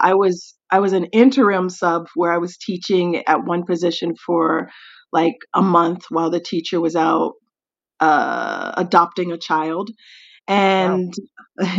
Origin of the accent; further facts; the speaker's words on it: Tennessee, United States; moved away as an adult; also born or lived in Nashville metro area; now in South Korea; I am from Tennessee, USA